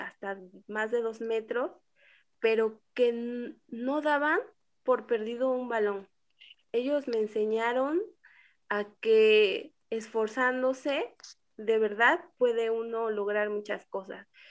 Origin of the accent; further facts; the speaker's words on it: Oaxaca, Mexico; al menos yo no conocía mucho de mi tierra